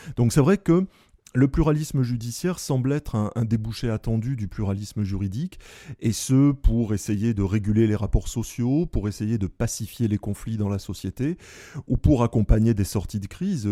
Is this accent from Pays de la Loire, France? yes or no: no; Bordeaux, Nouvelle-Aquitaine, France; je suis bordelais, l'ancien doyen de la faculté de droit de Bordeaux